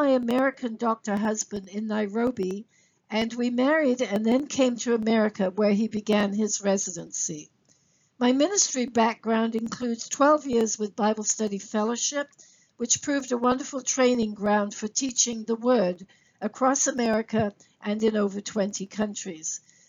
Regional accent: England, United Kingdom; also born or lived in Sri Lanka / Singapore / Kenya; let me share some background with you. I am British by birth, grew up living in both England, Sri Lanka, Singapore, and Kenya. So I'm a third culture kid.

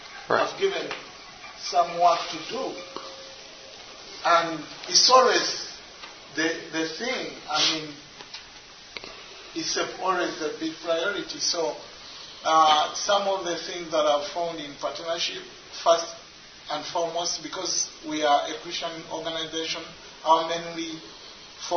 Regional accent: Uganda; I'm from Uganda. I work with an organization called the Agape Community Center Program. That's for me in Uganda.

